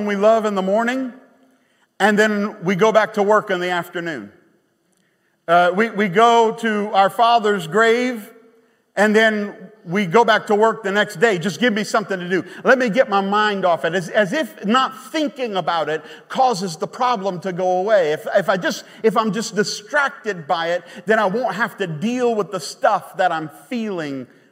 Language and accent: English; Baton Rouge, Louisiana, United States; moved away; We're from Baton Rouge